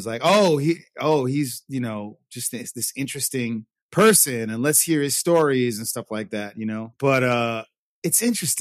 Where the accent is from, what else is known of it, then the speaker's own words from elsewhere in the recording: New York City, New York, United States; moved away as an adult; also born or lived in Puerto Rico / Los Angeles / Vietnam; now in Saigon, Vietnam; I grew up in New York. I grew up in New York City.